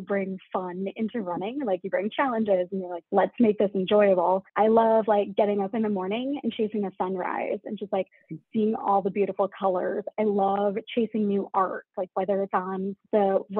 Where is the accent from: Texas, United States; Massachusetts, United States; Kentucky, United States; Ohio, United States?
Massachusetts, United States; now in Chicago, United States; I'm from Massachusetts originally